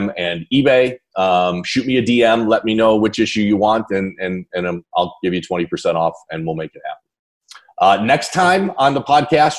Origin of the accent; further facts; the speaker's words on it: Chicago suburbs, Illinois, United States; I was born in the Chicago suburbs